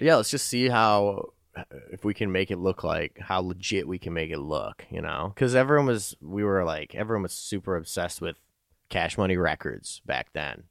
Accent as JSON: {"language": "English", "town": "Chicago", "region": "Illinois", "country": "United States", "tie": "born or raised there", "also_born_or_lived": "Winston-Salem, North Carolina", "said": "Upbringing was in Chicago for most of it. I lived in North Carolina for a year"}